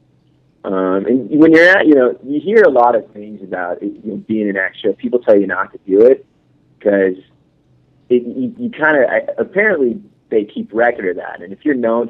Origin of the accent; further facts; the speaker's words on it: Central Kansas, United States; moved away; I'm actually from Central Kansas